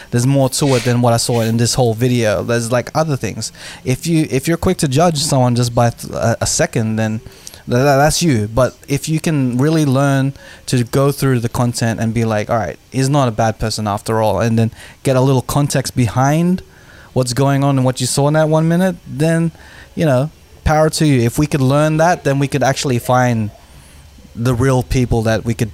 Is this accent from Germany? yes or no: no; Philippines; yes, I'm Filipino.